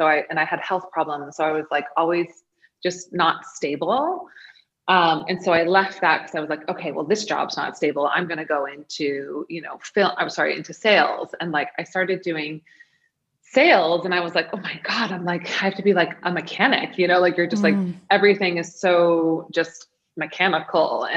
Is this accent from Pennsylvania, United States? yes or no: no; New York, United States; moved away as an adult; also born or lived in Maine; I'm from New York. I'm new to Maine